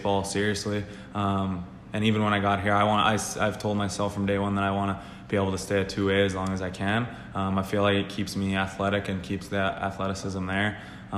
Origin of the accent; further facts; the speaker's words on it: Manitoba, Canada; I'm from Manitoba